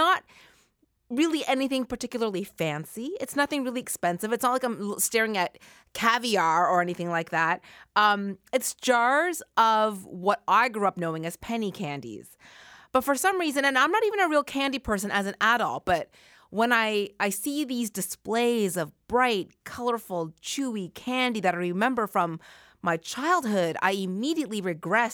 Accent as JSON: {"language": "English", "town": "Halifax", "region": "Nova Scotia", "country": "Canada", "tie": "born or raised there", "moved": "yes", "said": "when I was a kid growing up in Halifax in the 80s"}